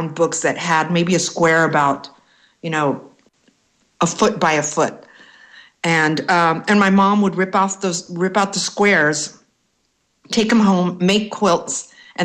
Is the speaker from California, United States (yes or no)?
yes; Los Angeles, California, United States; I grew up in East L.A.